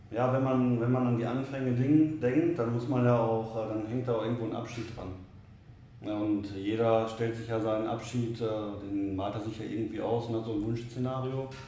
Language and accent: German; Oberhausen, North Rhine-Westphalia, Germany; born there; Ich bin gebürtiger Oberhausener, 33 Jahre alt